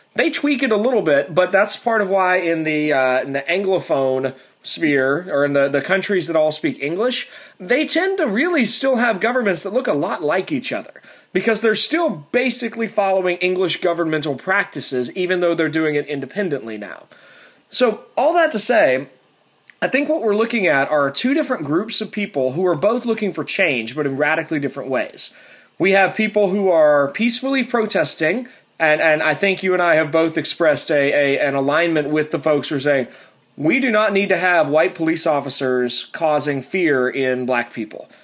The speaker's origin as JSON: {"language": "English", "area": "Tennessee and Virginia", "region": "the South", "country": "United States", "tie": "born or raised there", "also_born_or_lived": "Alabama", "said": "I was born in Alabama. I grew up in Tennessee and Virginia, uh, so uh, I'm I'm rather southern"}